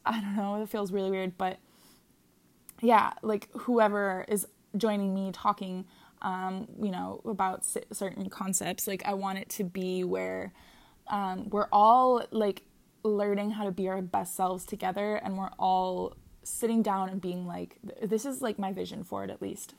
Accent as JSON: {"language": "English", "region": "Minnesota", "country": "United States", "moved": "as an adult", "lives_now": "Hawaii, United States", "said": "I currently live in Hawaii, um, and I'm from Minnesota"}